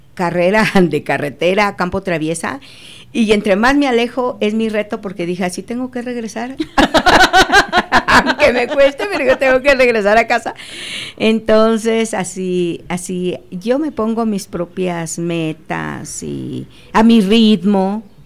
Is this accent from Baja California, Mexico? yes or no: no; Acámbaro, Guanajuato, Mexico; yo soy de Acámbaro, ahí nací